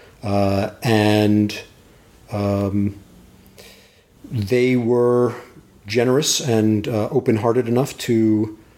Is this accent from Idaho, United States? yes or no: no; New York, United States; moved away; I grew up out in New York